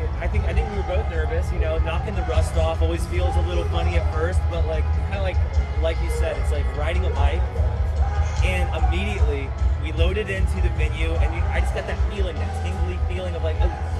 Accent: Ohio, United States; we're from Ohio.

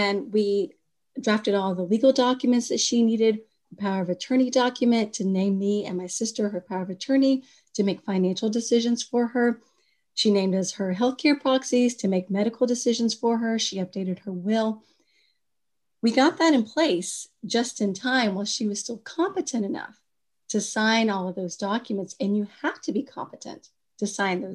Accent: Kentucky, United States; moved away as an adult; also born or lived in Washington, D.C.; when I moved back from Washington, D.C. to my home state of Kentucky

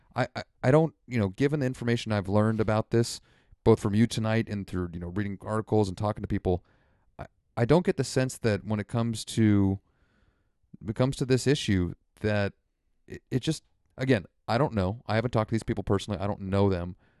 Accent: Santa Rosa, California, United States; I was born here in Santa Rosa

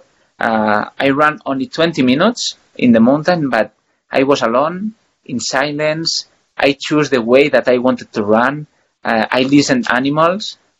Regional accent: Sant Boi de Llobregat, Catalonia, Spain; English is a second language; moved away as an adult; now in Andorra; I'm from Barcelona, close to Barcelona. Sant Boi de Llobregat is a town there.

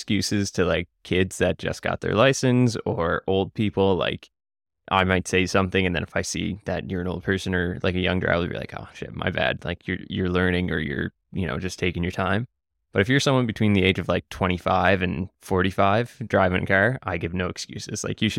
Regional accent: Nova Scotia, Canada; even though I'm from Cape Breton and live in a small city where I don't need to be.

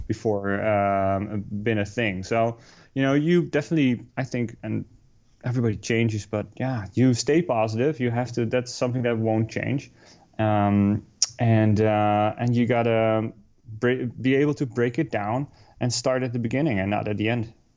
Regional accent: Netherlands; moved away as an adult; also born or lived in New York City; now in Hoboken, United States; We're both Dutch. We moved here from the Netherlands uh, about six years ago already

